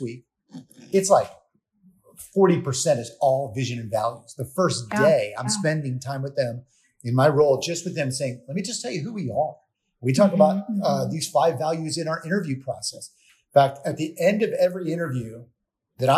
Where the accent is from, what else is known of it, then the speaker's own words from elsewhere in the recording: Florida, United States; I'm from Florida. I instantly think about the sun going over the Gulf